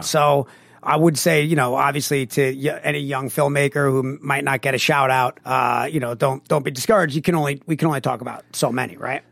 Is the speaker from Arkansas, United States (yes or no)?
no; Long Island, New York, United States; we're from Long Island. The Long Island accent is awful